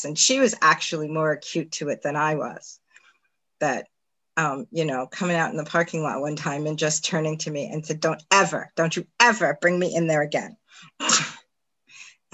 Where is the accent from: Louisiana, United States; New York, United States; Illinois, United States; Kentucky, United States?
New York, United States; New York City; moved away as an adult; also born or lived in Manhattan; now in upstate New York, United States; I lived in Queens all my, you know, until I went to college